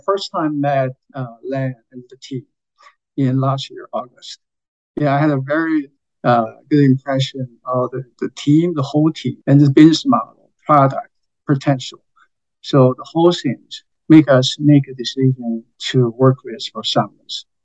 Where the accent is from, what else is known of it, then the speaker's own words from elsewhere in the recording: China; moved away; I was from China originally